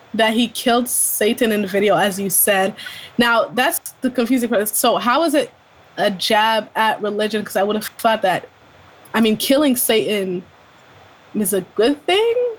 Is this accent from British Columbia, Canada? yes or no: no; Ontario, Canada; moved away as an adult; now in Montreal, Canada; I was born in Montreal, but I wasn't raised in Montreal. I was raised in Ontario.